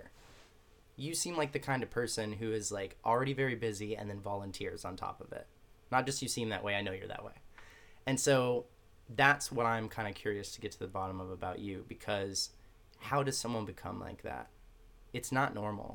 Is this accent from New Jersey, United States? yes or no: no; Texas, United States; moved away; I'm from Texas